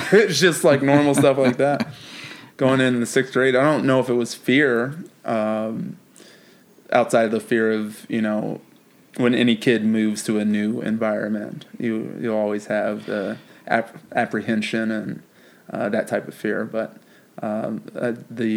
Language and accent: English; Indianapolis, Indiana, United States; also born or lived in Philadelphia; I was born in Indianapolis, and then we moved to Philadelphia when I was like 3, and then moved back after my biological mom and my dad separated. I was like 5, moved back to Indiana